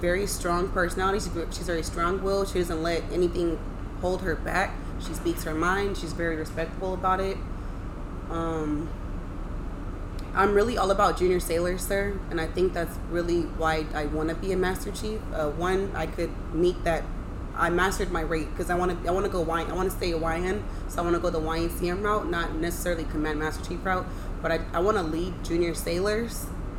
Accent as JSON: {"language": "English", "town": "San Diego", "region": "California", "country": "United States", "tie": "born or raised there", "said": "I am born and raised San Diego, California."}